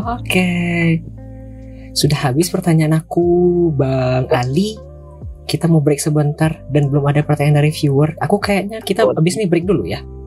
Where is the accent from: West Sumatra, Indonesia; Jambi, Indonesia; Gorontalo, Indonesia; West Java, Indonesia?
West Sumatra, Indonesia; Payakumbuh; also born or lived in Padang; Kotaku ini Payakumbuh namanya. Tapi dulu aku tinggalnya oh, di iya. Padang. Kemudian pindah.